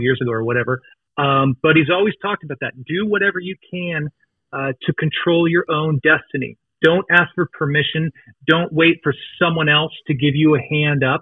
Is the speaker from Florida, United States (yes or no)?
no; Seattle, Washington, United States; moved away as an adult; also born or lived in Los Angeles; I grew up in the Seattle area in its heyday